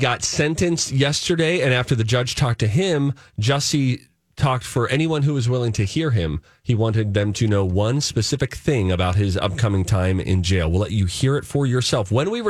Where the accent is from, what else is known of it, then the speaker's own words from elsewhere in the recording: Pittsburgh, Pennsylvania, United States; moved away; I lived in Pittsburgh.